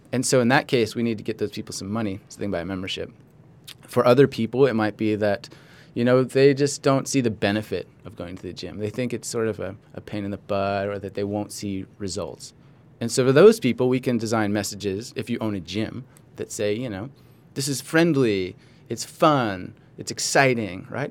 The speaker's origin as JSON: {"language": "English", "town": "Los Angeles", "region": "California", "country": "United States", "tie": "born or raised there", "also_born_or_lived": "Santa Barbara / Australia", "said": "I was born in Los Angeles"}